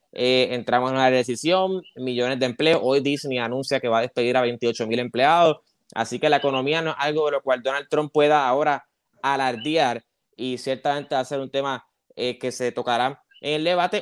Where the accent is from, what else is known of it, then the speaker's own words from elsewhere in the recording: Arecibo, Puerto Rico; also born or lived in Camuy; soy de Arecibo y Camuy